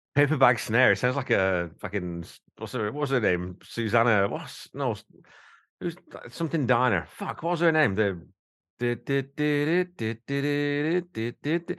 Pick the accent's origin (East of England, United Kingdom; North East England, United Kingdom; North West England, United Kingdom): North West England, United Kingdom; Wigan; I'm from Wigan. I'm a fucking coal mining family from Wigan